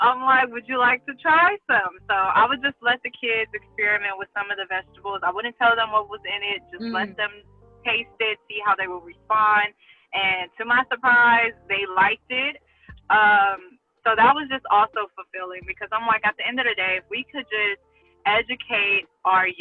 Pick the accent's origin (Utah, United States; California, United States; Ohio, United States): California, United States; Compton; also born or lived in Watts, Los Angeles; I'm from Compton, but I live in Watts, which is kind of like the borderline.